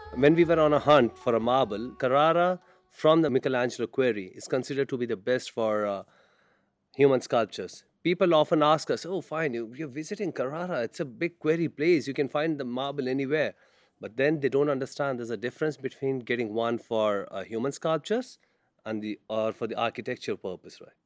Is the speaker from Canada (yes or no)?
no; India; I'm from India